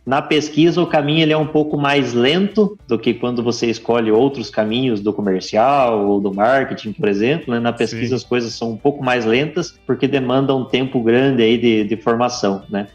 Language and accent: Portuguese; Santa Catarina, Brazil; moved away as an adult; also born or lived in Santa Maria; now in Formosa, Brazil; eu sou natural de Santa Catarina, fiz colégio agrícola em Santa Catarina